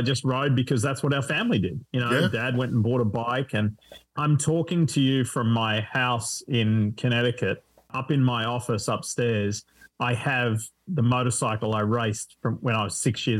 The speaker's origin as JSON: {"language": "English", "country": "Australia", "also_born_or_lived": "Corinda State High School", "accent": "Australian", "moved": "as an adult", "lives_now": "United States"}